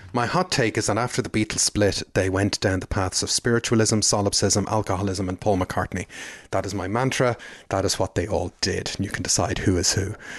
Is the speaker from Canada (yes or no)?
no; Ireland; growing up in Catholic Ireland